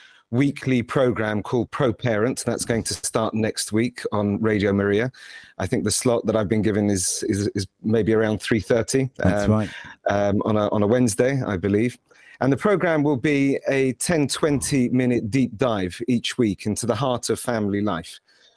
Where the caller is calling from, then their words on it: Purley, London, United Kingdom; Well, I'm speaking from Purley, Greater London. It's where I'm based, but traveling a lot recently. But today I'm in London.